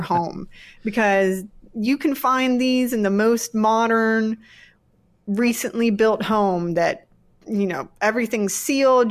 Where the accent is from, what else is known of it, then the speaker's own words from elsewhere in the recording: East Coast of Virginia, United States; moved away as an adult; also born or lived in Blacksburg, Virginia / Galax/Hillsville area, Virginia / Colorado; now in Alabama, United States; I'm a Virginian. I grew up on the East Coast of Virginia, where Jamestown, Yorktown, Williamsburg area is